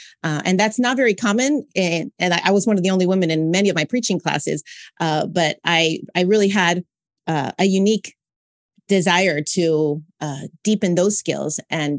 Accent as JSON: {"language": "English", "region": "California", "country": "United States", "lives_now": "Montreal, Canada", "said": "So I'm originally from Southern California, but I'm currently residing in Montreal, Quebec, Canada."}